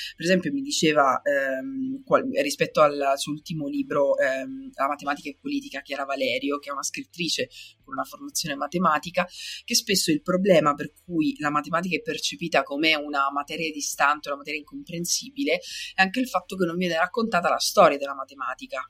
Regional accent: Sicily, Italy; io sono siciliana

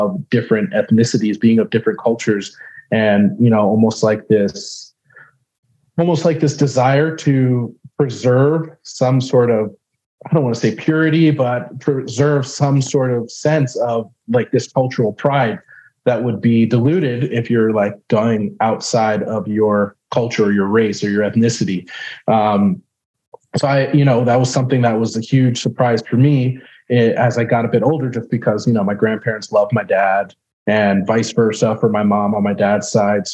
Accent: New York, United States; moved away; being from New York, Northeast

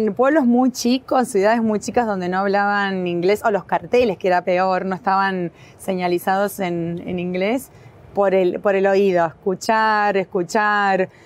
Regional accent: Mendoza, Argentina; now in Buenos Aires, Argentina; Y es como mi segunda casa después de Mendoza. Yo soy mendocina

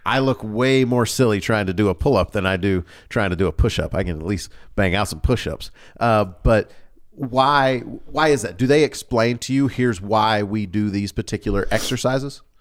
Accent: the South, United States; accent: Southern; I grew up in the South, and so sometimes without me recognizing it, a Southern draw or Southern enunciation will come out.

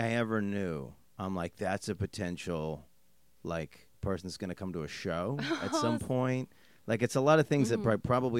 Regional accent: East Coast, United States

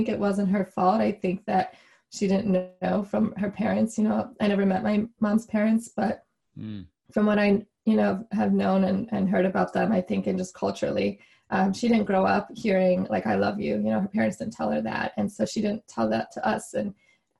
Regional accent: Chicago, Illinois, United States; my parents immigrated from Taiwan and they came over, you know, for grad school. And then I grew up in Chicago

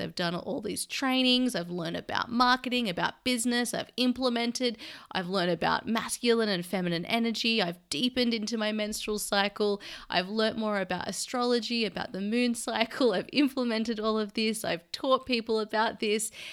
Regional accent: Sydney, New South Wales, Australia; moved away as an adult; now in London, United Kingdom; my hometown where all my family are in Sydney

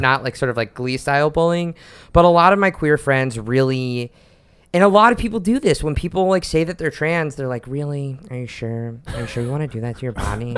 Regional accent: Oklahoma City, Oklahoma, United States; now in New York, United States; I was out as queer growing up in Oklahoma City

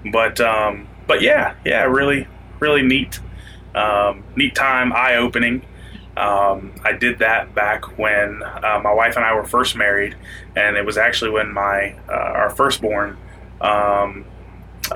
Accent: Florida Panhandle, United States; also born or lived in New York; now in Central Florida, United States; I've grown up in the Panhandle, in the Florida Panhandle

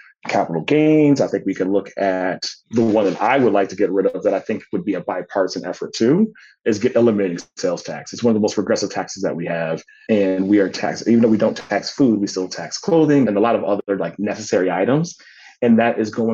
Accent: United States; the members of my community that I grew up in back in Woodbury Circle

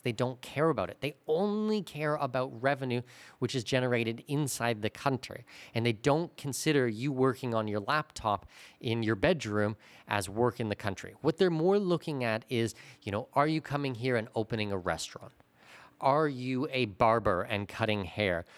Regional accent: Canada; moved away as an adult; now in Panama; as a Canadian

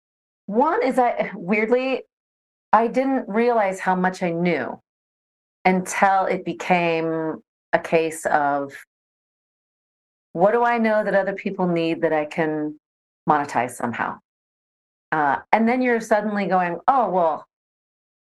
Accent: Seattle, Washington, United States; moved away as an adult; also born or lived in Netherlands / Sydney, Australia; I grew up in the Seattle area and went to the University

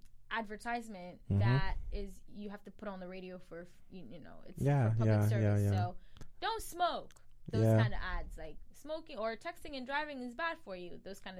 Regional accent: Cameroon; accent: Cameroonian; Honestly, I've been actually trying to, like, revert back to my Cameroonian accent.

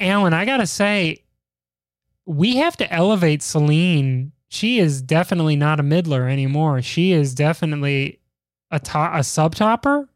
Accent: Chicago, Illinois, United States; my hometown of Chicago

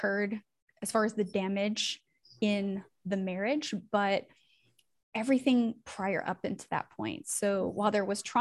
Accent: Northern California, United States; now in Tennessee, United States; I am from Northern California and I now have made my way out to Tennessee.

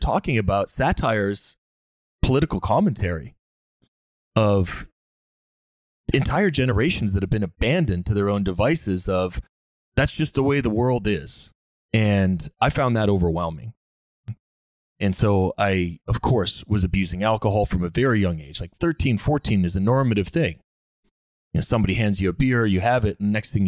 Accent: Dartmouth, Nova Scotia, Canada; myself growing up in Nova Scotia in Dartmouth

